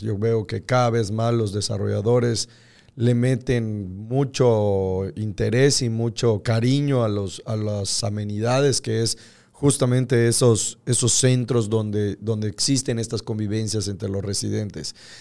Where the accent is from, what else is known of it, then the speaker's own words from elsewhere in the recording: Yucatán, Mexico; como yucatecos